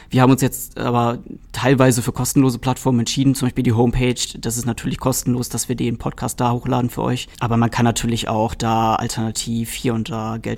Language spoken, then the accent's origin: German; Trier, Rhineland-Palatinate, Germany; Ja, tatsächlich äh, erinnert mich Kalkar auch ein bisschen an meine Heimat. Ich komme original aus Trier und diese ganze historische Optik, äh, da fühlt man sich direkt ein bisschen zu Hause.